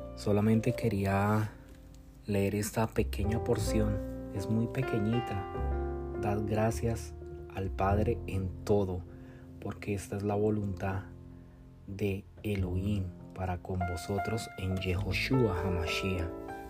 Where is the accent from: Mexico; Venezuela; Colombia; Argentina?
Colombia; moved away as an adult; now in United States; Yo soy de Colombia, eh, vivo aquí, radico ahora en los Estados Unidos